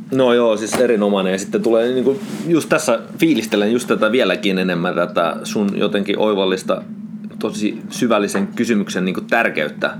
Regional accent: Oulu, North Ostrobothnia, Finland; mä olen syntynyt Oulussa

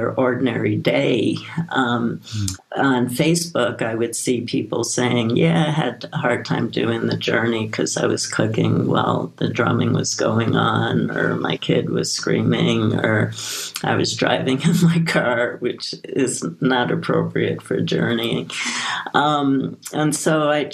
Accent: New York City, New York, United States; I grew up in Brooklyn, New York

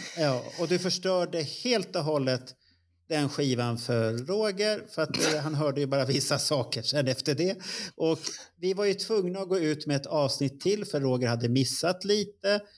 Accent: Stockholm, Stockholm County, Sweden; jag är uppväxt i Tensta och gick i Hjulsta

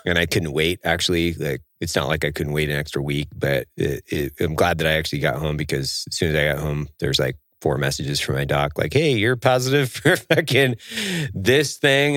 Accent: Idaho, United States; the coffee shops that we build in Idaho, in my hometown

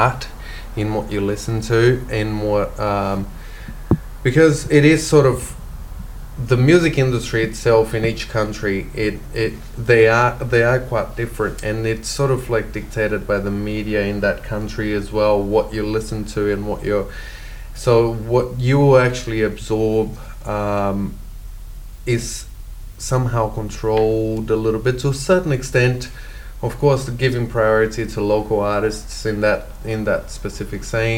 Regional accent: Brazil; moved away as an adult; also born or lived in United States / England; now in Australia; So born and bred in Brazil, left Brazil in 2003 and started traveling.

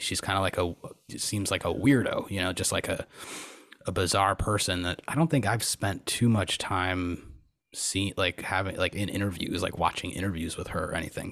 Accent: Buffalo, New York, United States; Growing up in Buffalo

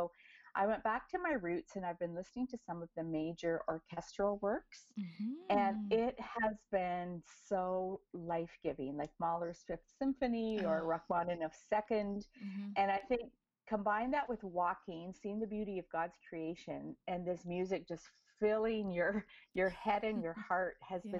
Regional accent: Edmonton, Alberta, Canada; moved away as an adult; also born or lived in California; now in Toronto, Canada; I was born and raised in Edmonton, Alberta. So I am a prairie girl.

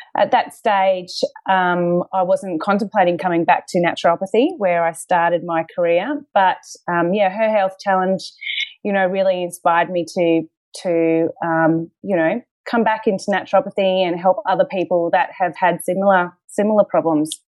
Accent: Queensland, Australia; moved away as an adult; now in Melbourne, Australia; I'm actually from Queensland

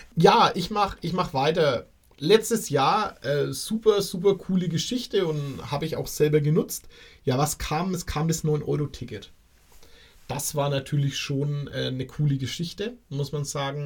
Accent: Bavaria, Germany; Bei uns in Bayern

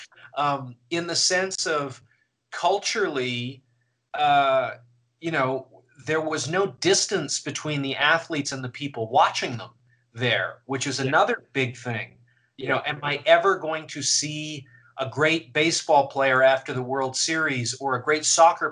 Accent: Canada; I'm Canadian and was watching in Canada

